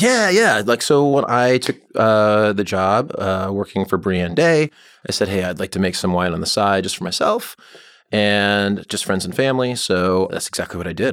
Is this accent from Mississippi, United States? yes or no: no; Allentown, Pennsylvania, United States; also born or lived in Chicago; now in Oregon, United States; I grew up in Allentown, P A, and I'm in Chicago